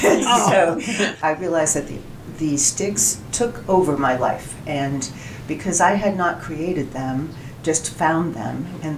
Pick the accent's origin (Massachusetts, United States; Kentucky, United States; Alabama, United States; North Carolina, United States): Massachusetts, United States; Boston; moved away as an adult; now in Central Oregon, United States; I'm originally from Boston, so you can imagine the environment there